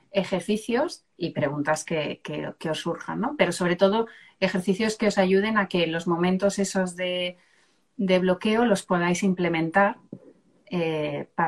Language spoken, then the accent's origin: Spanish; Seville, Andalusia, Spain; yo soy de Sevilla.